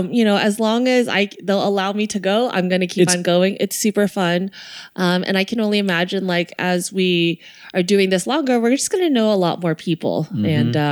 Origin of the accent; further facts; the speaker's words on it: Torrance, California, United States; wait, you're from Torrance. This is my hometown.